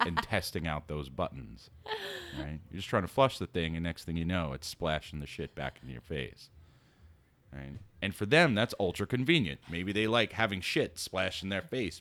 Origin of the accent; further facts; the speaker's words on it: New York City, New York, United States; coming from living and growing up in New York City